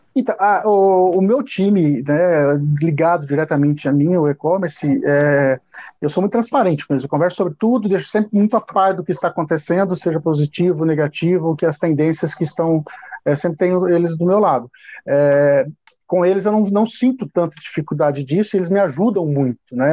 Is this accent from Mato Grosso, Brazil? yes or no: yes; Paranaíta, Mato Grosso, Brazil; moved away as an adult; quando eu tinha cinco anos, eu saí de uma cidade pequena do interior do Paraná e me, com a família, nós nos mudamos para uma pequena cidade no interior do Mato Grosso, Paranaíta